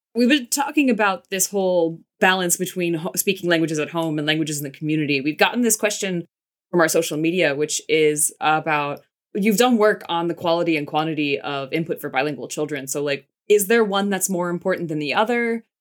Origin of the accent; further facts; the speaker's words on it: United States; I grew up in the States.